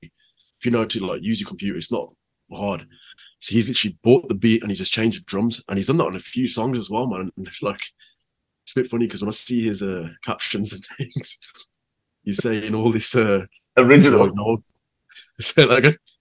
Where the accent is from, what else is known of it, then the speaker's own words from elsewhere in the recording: Birmingham, West Midlands, United Kingdom; also born or lived in Handsworth; I was lived there till I was about four. Um, then I moved to Handsworth Wood. So a lot of the time I spent with my nanny. Though my nanny lived in Handsworth